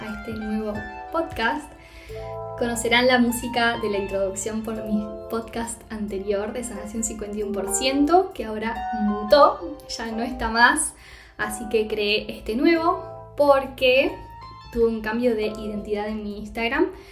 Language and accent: Spanish; Argentina; moved away as an adult; also born or lived in Costa Rica / Mexico; now in Castellón de la Plana, Spain; Yo me mudé, me fui de Argentina, mejor dicho, en enero del 2022 de este año